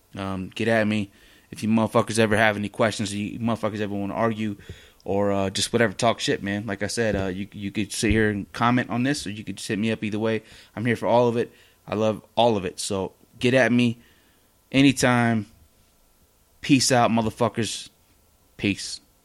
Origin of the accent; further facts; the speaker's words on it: West Coast, United States; I'm from the West Coast